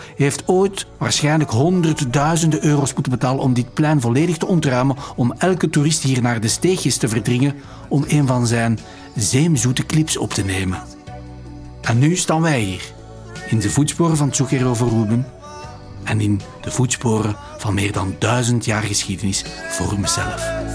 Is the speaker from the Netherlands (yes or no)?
no; Flanders, Belgium; Als Vlaming